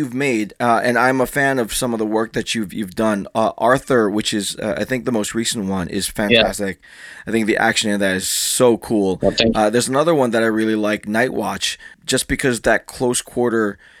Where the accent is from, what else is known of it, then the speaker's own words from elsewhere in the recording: Philippines; I'm Filipino